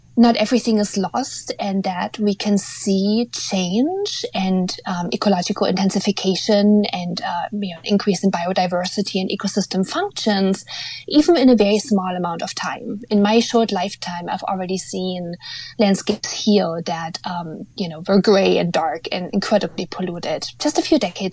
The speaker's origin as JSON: {"language": "English", "region": "eastern Germany", "country": "Germany", "tie": "born or raised there", "moved": "yes", "lives_now": "North America", "said": "I was raised in Eastern Germany, so I think I can officially say that the country I was born in no longer exists"}